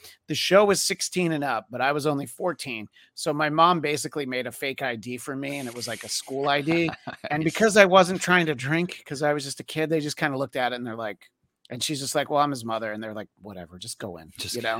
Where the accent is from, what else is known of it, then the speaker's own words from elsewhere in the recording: New York City, New York, United States; now in Los Angeles, United States; I've lived in LA for 20 years, but I grew up in the New York City area.